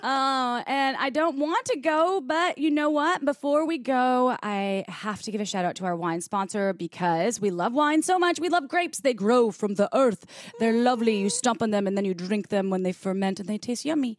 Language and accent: English; Midwest, United States; I grew up in the Midwest